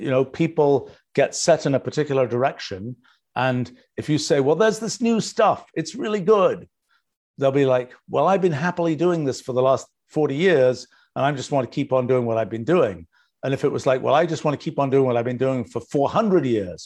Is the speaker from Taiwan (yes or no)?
no; England, United Kingdom; now in United States; You know, I grew up in England, and I've lived in the US now for, 44 years.